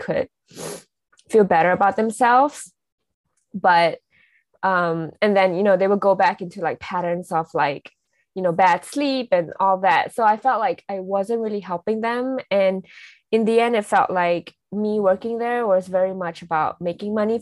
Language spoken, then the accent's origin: English; Singapore; moved away as an adult; now in Los Angeles, United States; I'm also Singaporean.